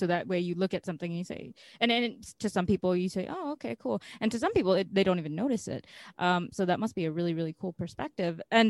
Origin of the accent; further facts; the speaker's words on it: United States; here growing up in the States